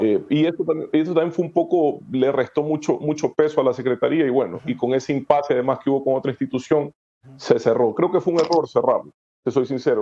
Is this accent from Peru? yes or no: no; Ecuador; como ecuatoriano